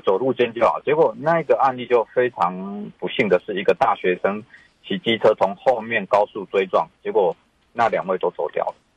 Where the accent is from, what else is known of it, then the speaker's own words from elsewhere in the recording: Zuozhen, Tainan, Taiwan; 我来自偏乡嘛，我大概是，我， 我的家乡是台南市左镇，哦。那大， 大概是全台湾第二少人口的人，嗯。而且其实老化非常非常快的， 的地方嘛